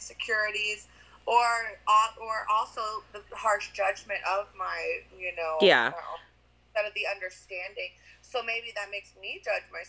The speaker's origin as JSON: {"language": "English", "town": "Largo", "region": "Florida", "country": "United States", "tie": "born or raised there", "said": "I was born here, Largo, Florida"}